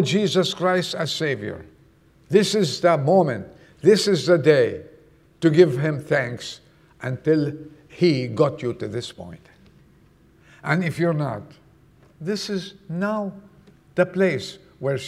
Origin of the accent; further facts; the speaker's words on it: Lebanon; moved away; I was born in Lebanon